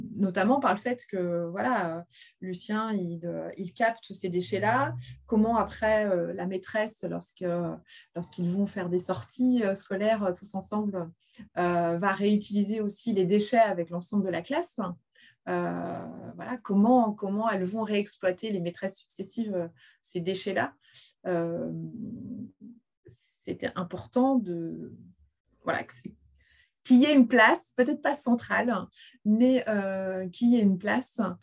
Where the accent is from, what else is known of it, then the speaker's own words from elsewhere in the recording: Finistère, Brittany, France; j'ai grandi dans le Finistère, donc j'ai grandi, euh, j'ai grandi au bord de la mer